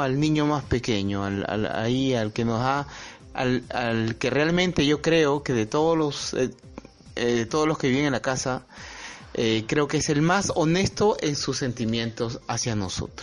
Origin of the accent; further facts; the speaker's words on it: Peru; yo soy peruano, trabajo en, en Lima